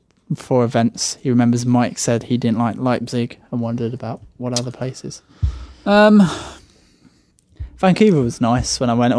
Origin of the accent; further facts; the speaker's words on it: England, United Kingdom; I'm English. I don't speak Spanish.